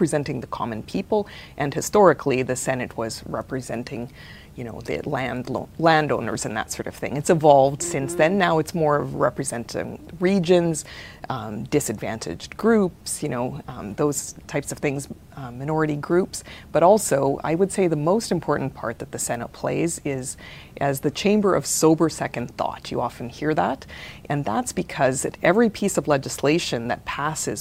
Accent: Regina, Saskatchewan, Canada; We lived in Regina, or I'm a city kid

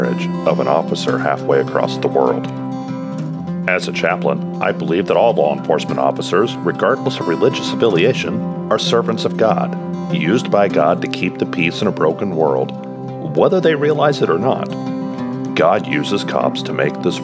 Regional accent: Kansas City, United States; my hometown of Kansas City

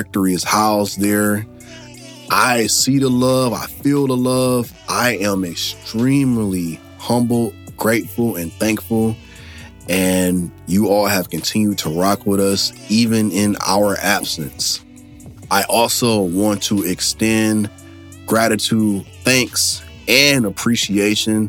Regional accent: Michigan, United States; moved away as an adult; I am back in my home state of Michigan

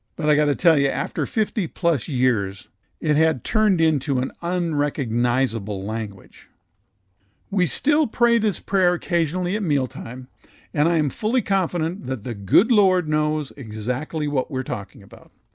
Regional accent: Dassel, Minnesota, United States; my hometown of Dassel, Minnesota

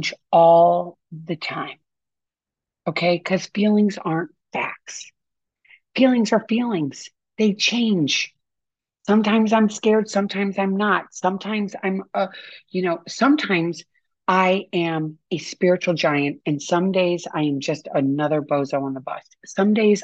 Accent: St. Louis, Missouri, United States; I grew up in St. Louis

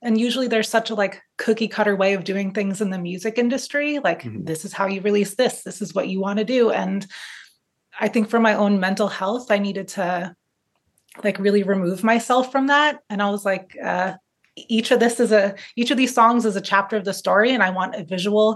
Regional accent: Boston, Massachusetts, United States; also born or lived in New York; now in Switzerland; I grew up in Boston and then moved to New York. And now I'm currently living in Switzerland.

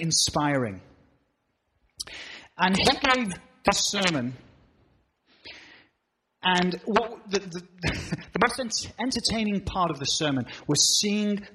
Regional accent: England, United Kingdom; now in New England, United States; I'm from Old England.

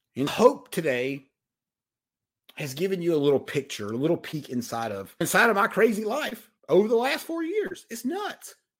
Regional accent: Mount Airy, North Carolina, United States; I am from Mount Airy, North Carolina. I'm from Mayberry. I barely made it out of high school.

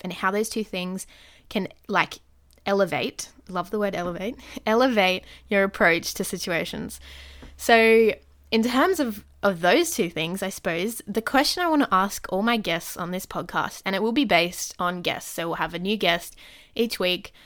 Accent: Sydney, New South Wales, Australia; I'm from Sydney, Australia.

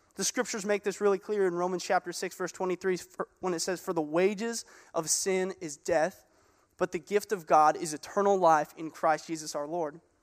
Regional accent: Gig Harbor, Washington, United States; I grew up in Gig Harbor. Uh, this is where I went to high school

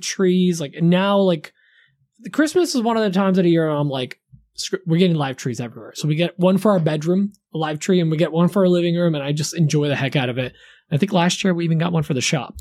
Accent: Poland; also born or lived in New Jersey; now in United States; growing up in Poland

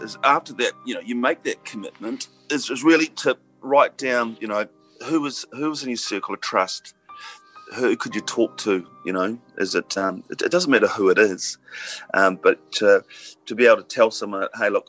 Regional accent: Hawera, Taranaki, New Zealand; I grew up in Hawera. I grew up in an agricultural area

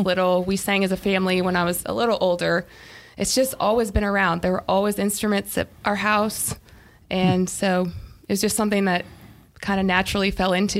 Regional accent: Ohio, United States; now in Greenville, United States; Middle of nowhere, Amish country, Ohio.

